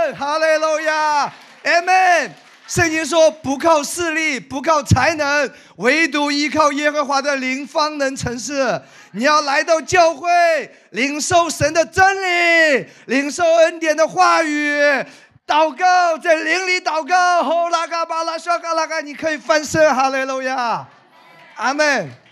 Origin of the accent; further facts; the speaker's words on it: Wenzhou, Zhejiang, China; moved away; 我带了几个童工去温州，去我老家